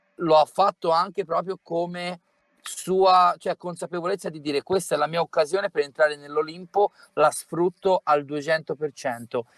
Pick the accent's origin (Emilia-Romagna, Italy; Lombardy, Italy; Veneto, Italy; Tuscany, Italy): Tuscany, Italy; sono toscano